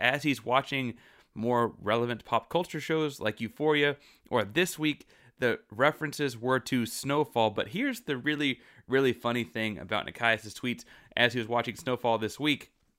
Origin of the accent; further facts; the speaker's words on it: Texas, United States; I'm from Texas.